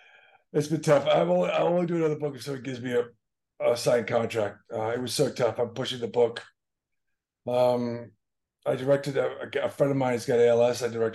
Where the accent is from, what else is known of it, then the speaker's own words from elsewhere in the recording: Boston, Massachusetts, United States; I'm from Boston.